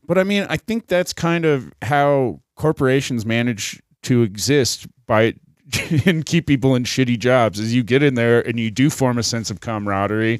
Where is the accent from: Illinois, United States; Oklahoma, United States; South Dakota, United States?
South Dakota, United States; moved away; also born or lived in Colorado; I was from South Dakota